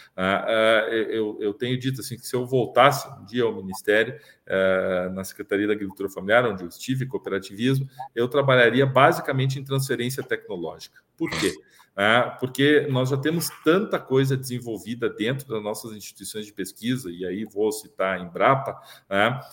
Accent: Brazil; moved away as an adult

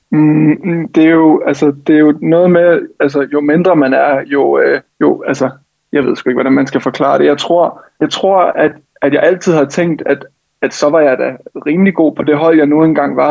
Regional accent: Helsinge, Capital Region of Denmark, Denmark; jeg gik på, øh, på et hold i, i Helsinge, hvor jeg kommer fra

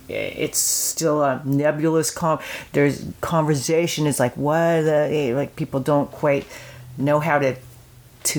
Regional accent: Canada

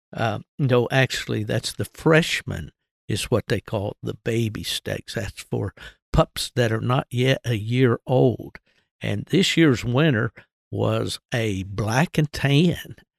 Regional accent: West Virginia, United States; also born or lived in Michigan; my home state of, uh, West Virginia

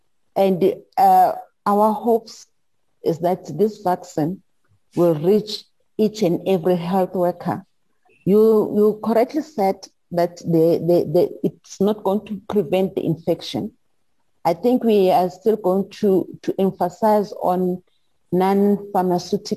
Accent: South Africa; I'm from South Africa

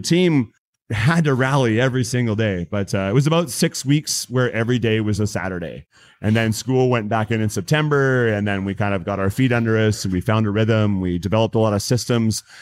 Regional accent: Langley, British Columbia, Canada; also born or lived in Aldergrove; my entire life I've I've lived here

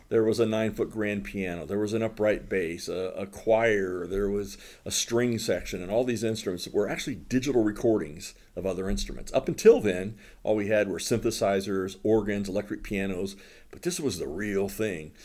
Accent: Southern Ohio, United States; moved away; also born or lived in Fort Wayne, Indiana; I grew up in Southern Ohio

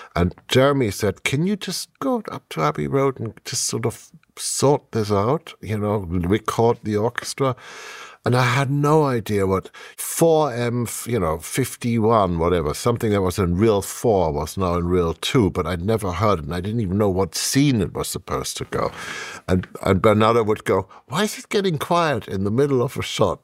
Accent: Germany; English is a second language; moved away

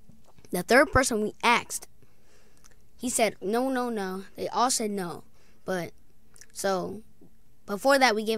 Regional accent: Springfield, Massachusetts, United States; born there; So, I was born in Springfield, Massachusetts.

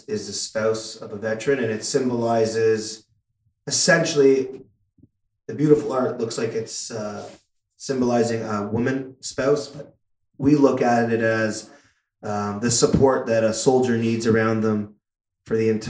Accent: Toronto, Ontario, Canada; growing up in Toronto

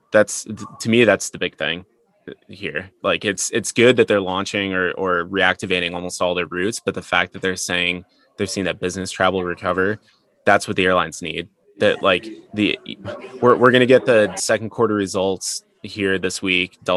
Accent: Singapore; Yeah, I'm from Singapore.

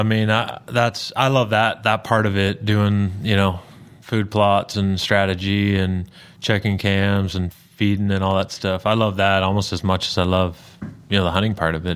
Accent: outside of Toronto, Ontario, Canada; moved away as an adult; now in Tennessee, United States; big Blue Jay fan growing up outside of Toronto

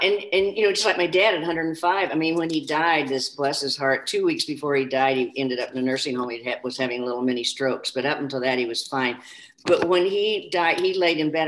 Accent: Kansas, United States; also born or lived in St. Louis; now in Minnesota, United States; my little town that I grew up in in Kansas.

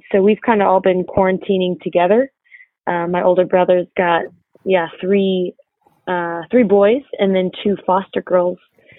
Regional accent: Cincinnati, Ohio, United States; moved away

